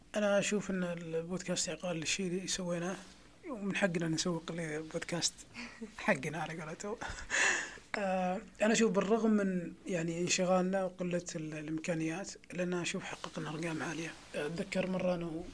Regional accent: Saudi Arabia; عندنا في السعوديه

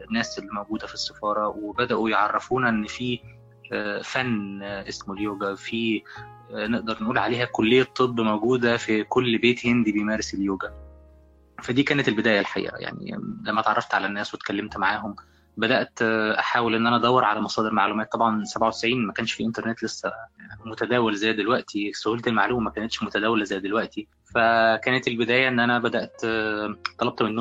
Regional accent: Egypt; كتبت مقال عن الحضارة الهندية وازاي أنا كطفل مصري في الوقت ده يعني كنت بشوف الحضارة الهندية عاملة ازاي

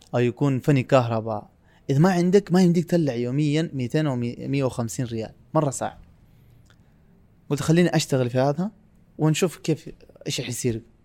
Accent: Pakistan; Arabic is a second language; moved away as an adult; now in Riyadh, Saudi Arabia; انا من سافرت من باكستان الى دوله ثانيه

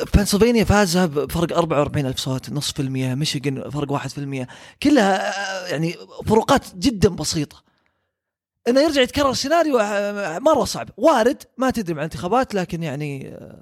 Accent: Saudi Arabia; عندنا في السعوديه

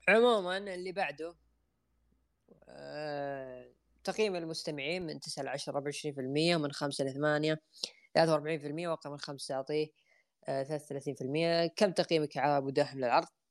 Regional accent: Saudi Arabia

